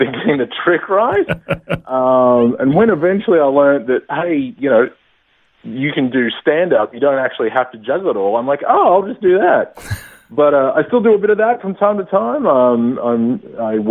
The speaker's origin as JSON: {"language": "English", "town": "Gladysdale", "region": "Victoria", "country": "Australia", "tie": "born or raised there", "said": "I grew up out in the Yarra Valley in Victoria, in a town called Gladysdale"}